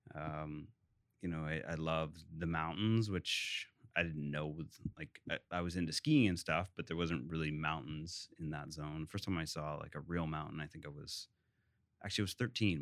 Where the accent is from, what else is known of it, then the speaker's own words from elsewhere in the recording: Hamilton, Ontario, Canada; moved away; I actually grew up in Ancaster, which is a suburb of Hamilton